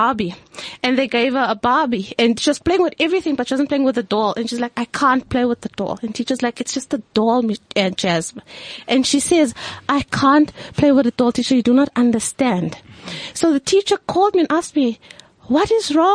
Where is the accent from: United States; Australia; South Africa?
South Africa; I am a South African that is truly mixed